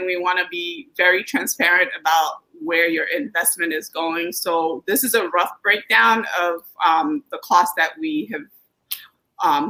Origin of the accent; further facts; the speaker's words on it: Brooklyn, New York, United States; the Brooklyn that I grew up with, so we didn't really grow up with a lot of money, but we grew up with a lot of adventure